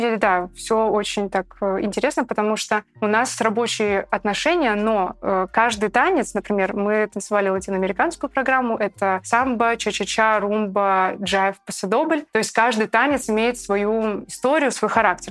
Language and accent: Russian; Petropavl, North Kazakhstan Region, Kazakhstan; moved away as an adult; now in Saint Petersburg, Russia; я из маленького города. Я из Петропавловска, Северный Казахстан